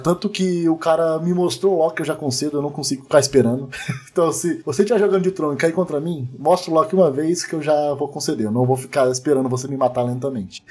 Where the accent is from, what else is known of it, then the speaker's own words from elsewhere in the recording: Curitiba, Paraná, Brazil; eu sou de Curitiba.